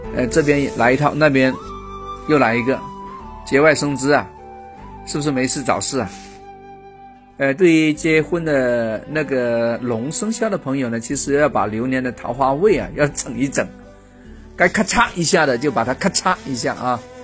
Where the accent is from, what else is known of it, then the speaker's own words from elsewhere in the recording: China; 我们中国人